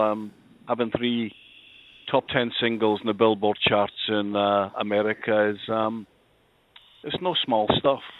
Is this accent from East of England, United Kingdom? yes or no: no; Glasgow, Scotland, United Kingdom; I moved from the Gorbals in Glasgow, the infamous Gorbals, up to uh, it was a, then a, they were still building it, uh, the south side of Glasgow, a housing estate called Tory Glen